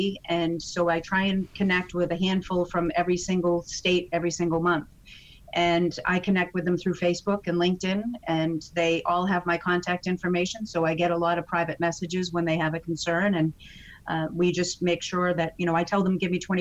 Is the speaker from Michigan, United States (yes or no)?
no; Boston, Massachusetts, United States; I'm from Boston